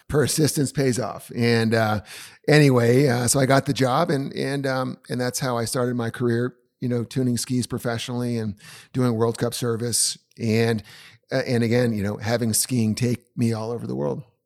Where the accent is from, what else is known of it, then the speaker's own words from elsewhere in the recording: Vermont, United States; moved away as an adult; also born or lived in Portland, Oregon; growing up in Vermont is, uh, it's an experience